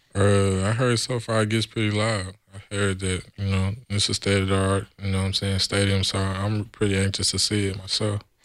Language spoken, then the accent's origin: English; San Antonio, Texas, United States; moved away as an adult; now in California, United States; I was born and raised in San Antonio, Texas.